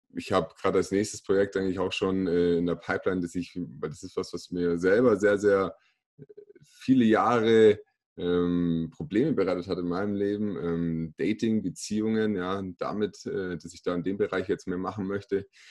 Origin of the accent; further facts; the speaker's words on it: Kaufbeuren, Bavaria, Germany; now in Augsburg, Germany; Ich komme äh, gebürtig aus Kaufbeuren im schönen Ostallgäu, äh, lebe mittlerweile in Augsburg